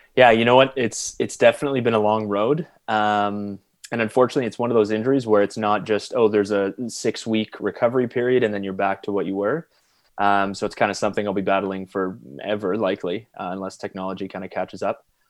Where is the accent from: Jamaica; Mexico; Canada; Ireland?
Canada; London, Ontario; I grew up in London, Ontario